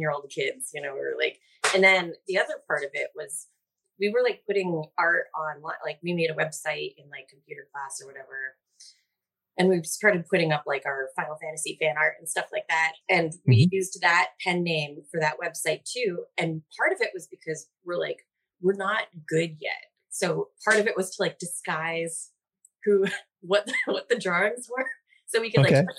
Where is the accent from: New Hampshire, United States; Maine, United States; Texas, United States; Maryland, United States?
New Hampshire, United States; moved away; also born or lived in New York / San Diego; we're both from New Hampshire.